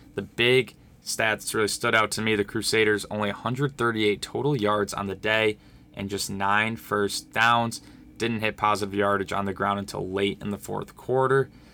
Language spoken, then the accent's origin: English; Oswego, New York, United States; born and raised in Oswego, New York